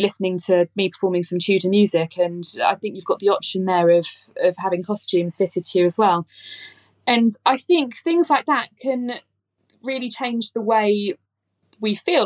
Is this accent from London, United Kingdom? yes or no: yes; London, United Kingdom; I grew up in southeast London. In fact, I grew up in Eltham